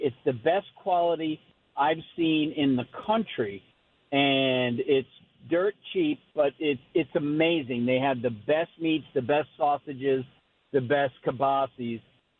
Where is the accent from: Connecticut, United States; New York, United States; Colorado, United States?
Connecticut, United States; Hey, I wanted to let you know I'm from Connecticut, and I went on a wedding 4 months ago.